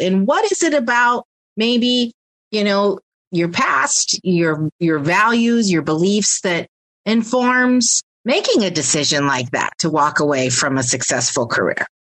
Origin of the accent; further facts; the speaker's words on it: Pennsylvania, United States; where I am from originally from Pennsylvania as well